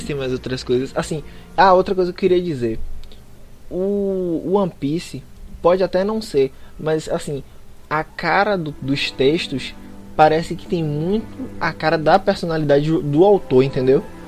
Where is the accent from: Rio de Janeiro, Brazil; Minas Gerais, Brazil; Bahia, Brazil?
Bahia, Brazil; eu sou baiano